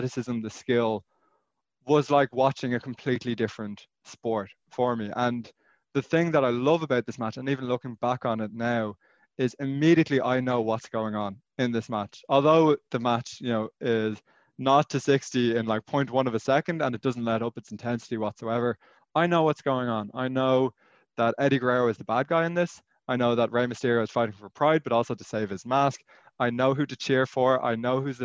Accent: Ireland; moved away as an adult; also born or lived in Austin, Texas; growing up in Ireland

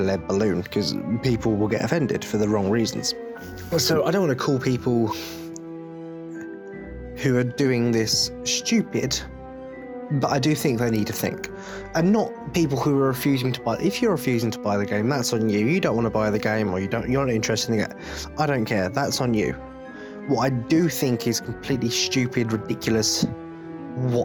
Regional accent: England, United Kingdom; I'm English

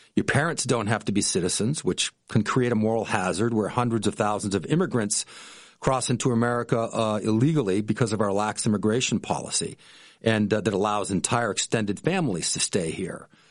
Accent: Boston, Massachusetts, United States; moved away as an adult; also born or lived in Jackson Hole, Wyoming; now in Vero Beach, United States; My wife and I grew up in Boston, um, in the Boston area

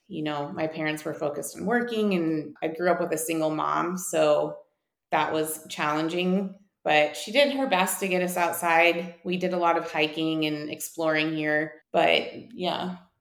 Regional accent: Whitefish, Montana, United States; moved away as an adult; also born or lived in San Diego; I'm actually from Whitefish, Montana, which is something not a lot of people can say. And uh, growing up here

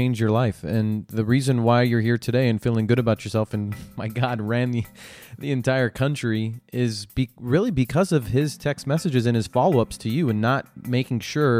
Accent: San Diego, California, United States; end up in my hometown of San Diego?

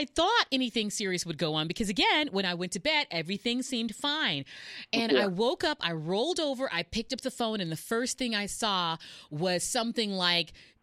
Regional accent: Houston, Texas, United States; moved away as an adult; also born or lived in New York / San Diego / Los Angeles; That's my hometown. I was born and raised there.

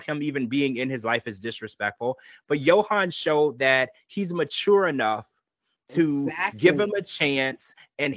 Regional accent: United States

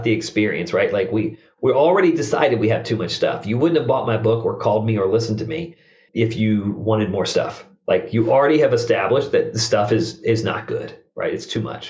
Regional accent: Richmond, Virginia, United States; I grew up in Richmond, Virginia.

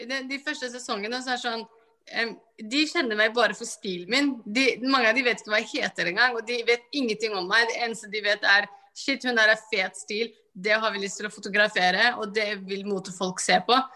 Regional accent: Somalia; alle fargene er fordi jeg er fra Somalia, så i Afrika er vi veldig

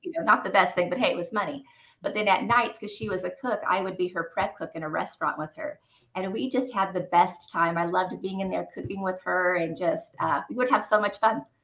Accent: Rancho Cucamonga, California, United States; also born or lived in Fontana, California; I was born in Fontana, California, um, and I was raised in Rancho Cucamonga

